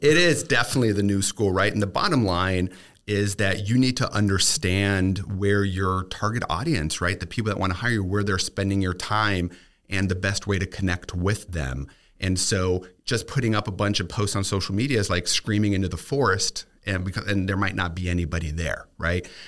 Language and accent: English; Germany; now in Tampa, United States; growing up in Germany